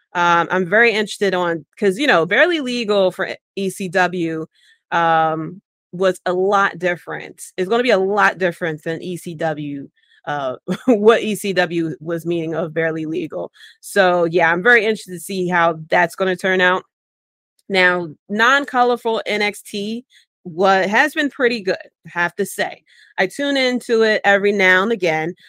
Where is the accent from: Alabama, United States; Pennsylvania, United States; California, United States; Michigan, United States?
Pennsylvania, United States; Philadelphia; born and raised in Philly